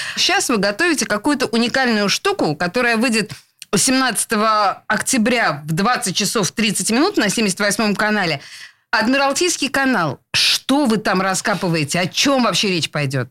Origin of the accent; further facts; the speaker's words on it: Saint Petersburg, Russia; Я родилась и выросла в Петербурге